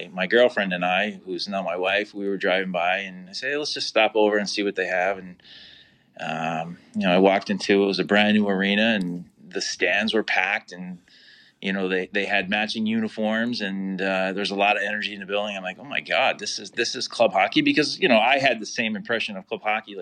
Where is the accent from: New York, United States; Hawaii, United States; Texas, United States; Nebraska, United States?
New York, United States; Albany; I'm from Albany, born and raised. I'm still here